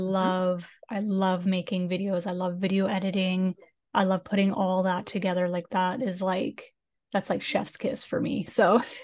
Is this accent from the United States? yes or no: no; Canada; accent: Canadian